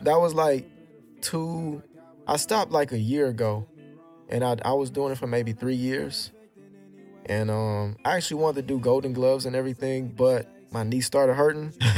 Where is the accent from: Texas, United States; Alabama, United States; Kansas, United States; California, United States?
Texas, United States; Houston; I'm raised in Houston